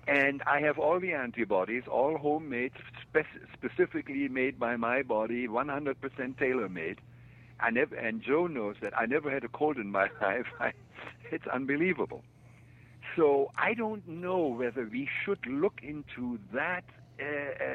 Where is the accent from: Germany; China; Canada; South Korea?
Germany; moved away; I grew up in Germany during and after the Second World War